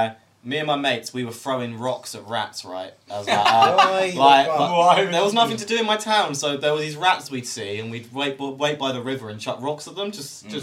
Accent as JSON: {"language": "English", "town": "Birmingham", "region": "West Midlands", "country": "United Kingdom", "said": "I'm from Birmingham. And I'm 23."}